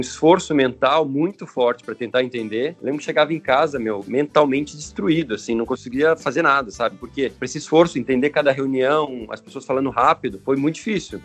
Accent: Curitiba, Paraná, Brazil; moved away as an adult; now in Italy; sou de Curitiba, Paraná.

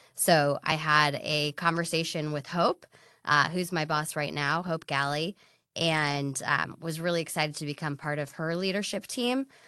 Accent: Silicon Valley, California, United States; also born or lived in Los Angeles; I grew up here in Silicon Valley

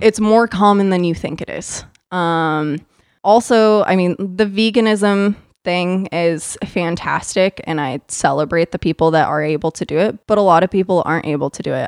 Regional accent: Idaho, United States; now in Tenino, United States; I actually ended up starting to go to Idaho State University in my home state

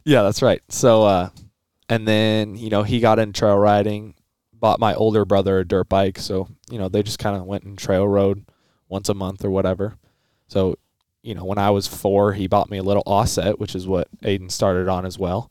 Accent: Colorado, United States; I'm from Colorado.

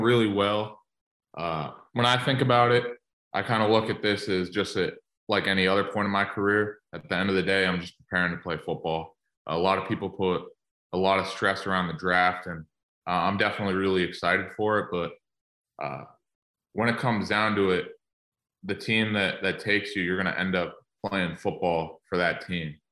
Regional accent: Massachusetts, United States; moved away as an adult; also born or lived in Michigan; I'm from Massachusetts originally

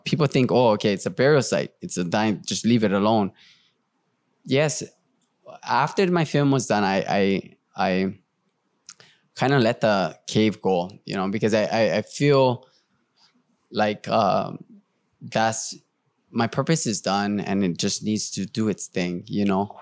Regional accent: Hawaii, United States; I'm Hawaiian.

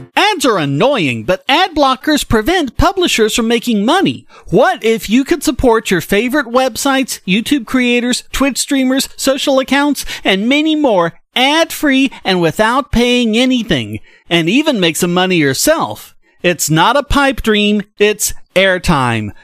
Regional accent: North Carolina, United States; my home state of North Carolina

